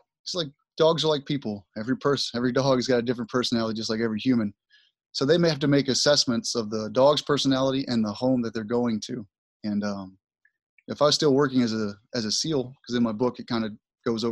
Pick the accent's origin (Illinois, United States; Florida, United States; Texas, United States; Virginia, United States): Texas, United States; Southeast; I was born and raised in Texas, Southeast Texas